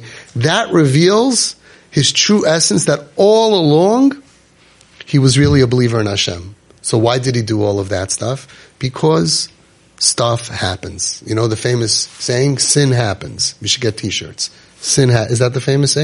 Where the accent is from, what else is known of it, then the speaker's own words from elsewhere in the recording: New York City, New York, United States; I'm from Brooklyn